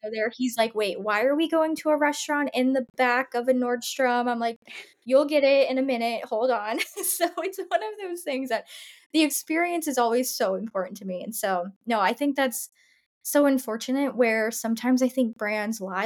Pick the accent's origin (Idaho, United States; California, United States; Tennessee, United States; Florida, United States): Florida, United States; Tampa; moved away; I'm from Tampa, and so I don't live there now